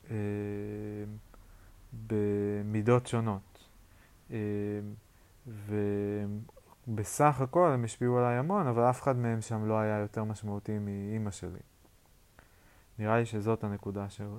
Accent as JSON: {"language": "Hebrew", "town": "Yokneam", "region": "Northern District", "country": "Israel", "said": "אני במקור מהצפון, מיוקנעם, לפני זה מקיבוץ, אז אני גם קצת קיבוצניק, אני כאילו קצת סלט."}